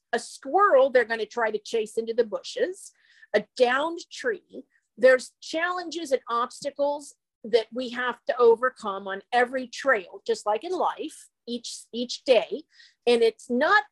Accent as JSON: {"language": "English", "region": "Midwest", "country": "United States", "said": "I was a Midwestern native"}